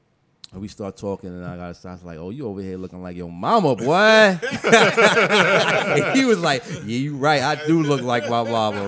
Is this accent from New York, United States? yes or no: yes; Middletown, New York, United States; I was born in front of Horton Hospital in the cab. My mom didn't make it inside the hospital.